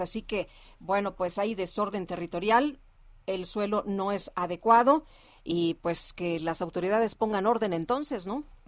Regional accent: Mexico; ¿qué podemos decir los mexicanos? Amamos, amamos a nuestra tierra

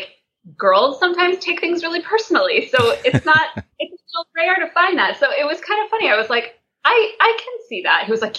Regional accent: Roanoke Valley, Virginia, United States; moved away as an adult; also born or lived in Chicago; now in New York, United States; I grew up in the Roanoke Valley in Virginia.

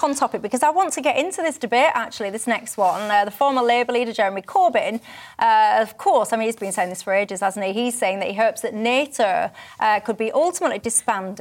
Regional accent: the north of England, United Kingdom; accent: northern; I'm the northern one

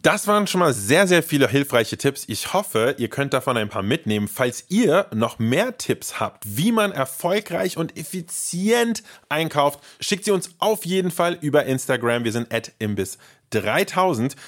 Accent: Germany; bei uns in Deutschland

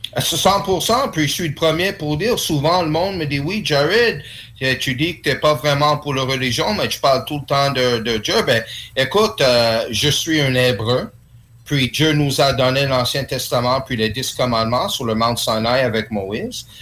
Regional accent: Quebec, Canada; French is a second language; je suis né ici au Québec

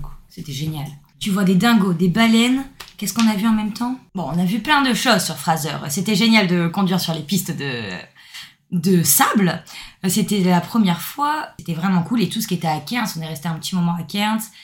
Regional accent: Six-Fours-les-Plages, Provence-Alpes-Côte d'Azur, France; moved away as an adult; now in Australia; Je viens de Sifour-les-Plages, c'est un petit village dans le sud de la France

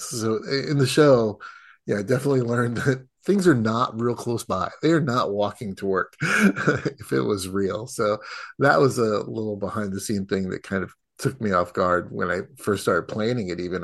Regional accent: United States; as an American

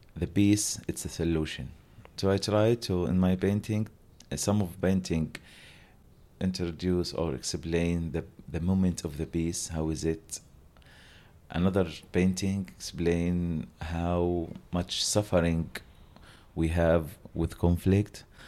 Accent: Gaza, Gaza Strip, Palestine; English is a second language; We are all from Gaza

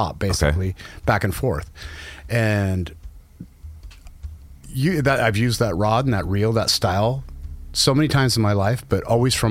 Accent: Portland, Oregon, United States; I grew up over in the Portland area, and Dad and I used to do a lot of fishing for sturgeon

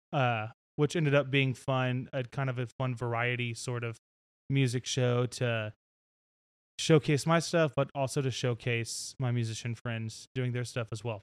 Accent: Nashville, Tennessee, United States; growing up in Nashville

